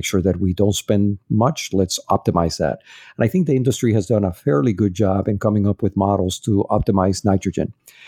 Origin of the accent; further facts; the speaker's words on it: Dominican Republic; also born or lived in Puerto Rico; I go a lot to my hometown. It's Dominican Republic and Puerto Rico.